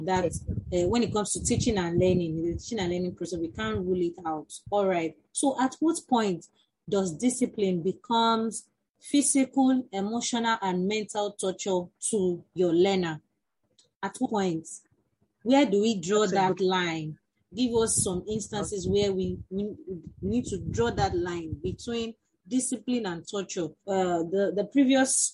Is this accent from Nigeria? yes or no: yes; Nigeria; as teachers born and bred in Nigeria, we grew up in a setting